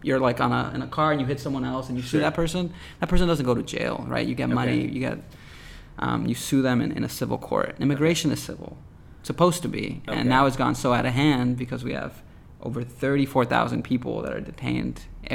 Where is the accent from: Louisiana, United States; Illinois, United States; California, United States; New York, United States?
California, United States; San Jose; born or raised there